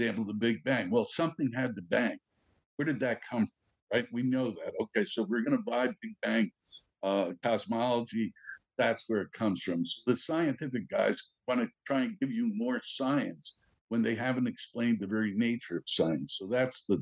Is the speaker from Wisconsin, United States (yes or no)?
no; New York, United States; I'm a New Yorker